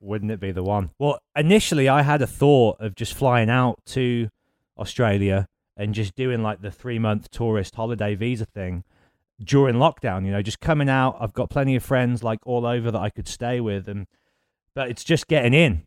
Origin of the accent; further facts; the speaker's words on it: Birmingham, West Midlands, United Kingdom; Birmingham, and it was obviously my hometown